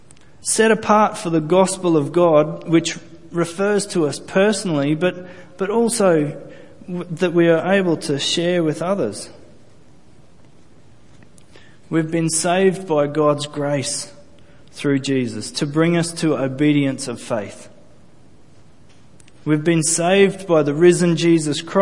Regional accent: Australia; I'm not Jewish. I'm Australian, first and foremost. I was descended from Scottish people

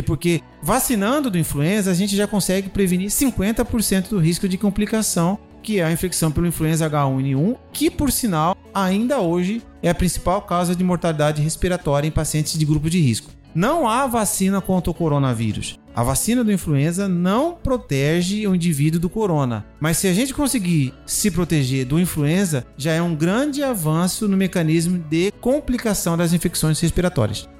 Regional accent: Cuiabá, Mato Grosso, Brazil; como cuiabano que sou de origem

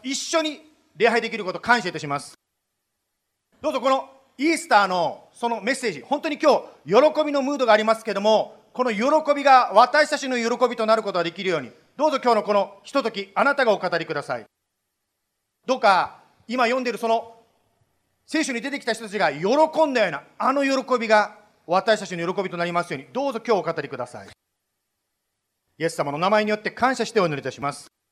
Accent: Japan; also born or lived in Idaho, United States; now in United States; 日本で生まれて日本で育った

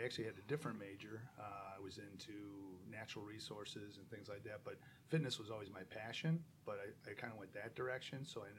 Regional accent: St. Charles, Illinois, United States; I was born and raised here in St. Charles, and I went to high school at St. Charles East. I live here in St. Charles with my wife

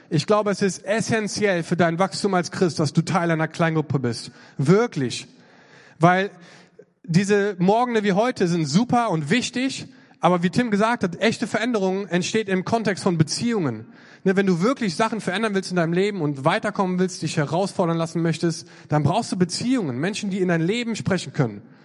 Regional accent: North Rhine-Westphalia, Germany; Ich komme auch aus Nordrhein-Westfalen.

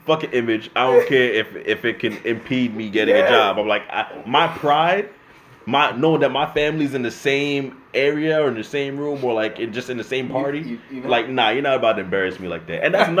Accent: New York, United States; we got to let it be known that we're from New York.

